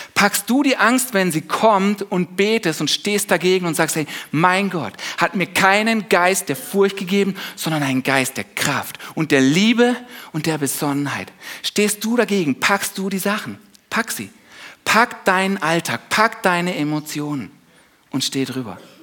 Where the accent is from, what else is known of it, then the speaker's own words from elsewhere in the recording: Germany; wir als Deutsche